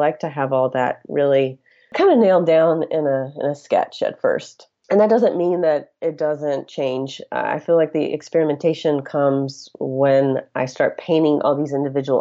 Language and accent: English; rural area outside Athens, Georgia, United States; I grew up in Georgia in a very rural area. It was actually outside of Athens, Georgia, where the University of Georgia is located